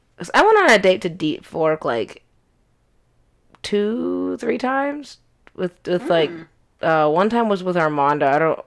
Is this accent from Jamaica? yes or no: yes; Jamaica; I am Jamaican.